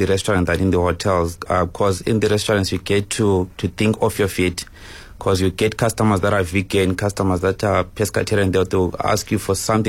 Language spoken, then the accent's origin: English; Zimbabwe; moved away as an adult; now in South Africa; actually I'm coming from Zim.